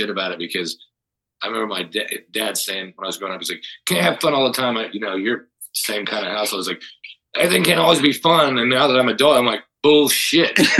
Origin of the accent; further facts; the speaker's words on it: Missouri, United States; now in Phoenix, United States; I'm from Missouri